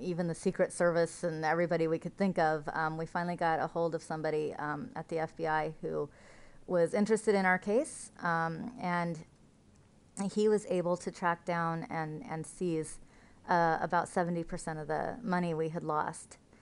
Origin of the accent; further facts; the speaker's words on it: Central Oregon Desert, United States; I was raised on the Central Oregon Desert